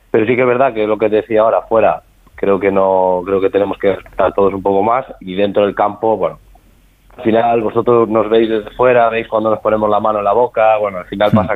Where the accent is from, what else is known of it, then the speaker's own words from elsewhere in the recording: Spain; nosotros como español creo que lo más importante es pensar en nosotros y no pensar en los demás